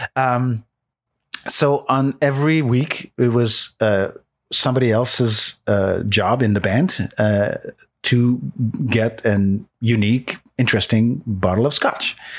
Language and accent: English; Montreal, Quebec, Canada; English is a second language; moved away; also born or lived in Saint-Jean, Quebec; I'm from Montreal, so from Quebec